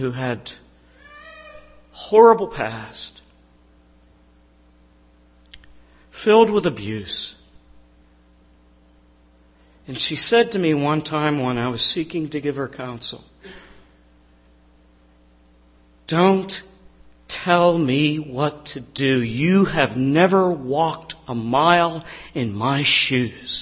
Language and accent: English; Pittsburgh, Pennsylvania, United States; I grew up in the Pittsburgh area, a little corner of southeast Pittsburgh, Lincoln Place.